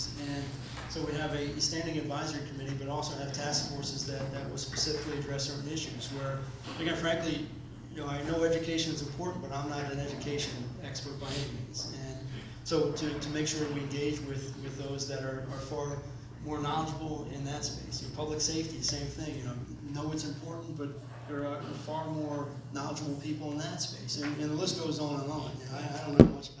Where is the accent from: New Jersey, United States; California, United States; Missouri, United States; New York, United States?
New Jersey, United States; Trenton; I was born in Trenton. My family's been here over 100 years